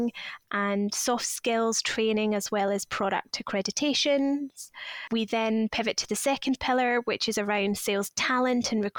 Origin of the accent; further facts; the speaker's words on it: Scotland, United Kingdom; moved away as an adult; also born or lived in Leeds; now in London, United Kingdom; I'm originally from Scotland, but have been living in London or around London since 2010